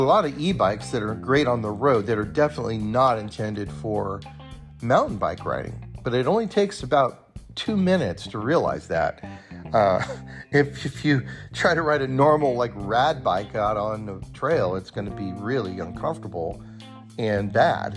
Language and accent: English; near Bear Valley, California, United States; now in Bend, United States; I grew up near Bear Valley in California